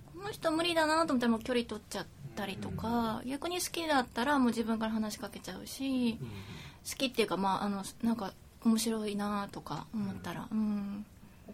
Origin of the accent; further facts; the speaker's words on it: Osaka, Japan; 大阪出身